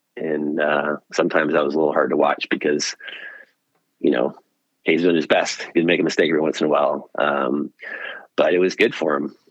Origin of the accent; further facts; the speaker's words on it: Pearland, Texas, United States; also born or lived in Austin, Texas; I grew up in Houston, outside Houston in Pearland